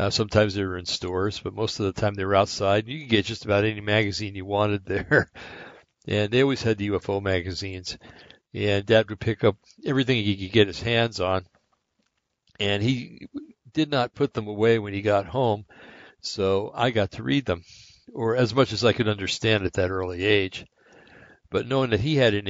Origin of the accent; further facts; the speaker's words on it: Bergen County, New Jersey, United States; also born or lived in Linn County, Oregon; now in Oregon, United States; we grew up in Bergen County, New Jersey